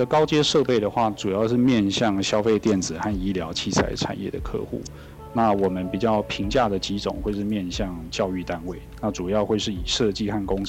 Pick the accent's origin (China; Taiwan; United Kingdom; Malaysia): Taiwan; 原来我们自己台湾在所谓的机电整合产品的设计、生产和组装上面是有多么的强大。